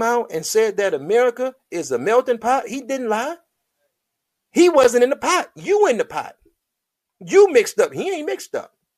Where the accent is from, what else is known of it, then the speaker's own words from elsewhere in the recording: United States; we're Black American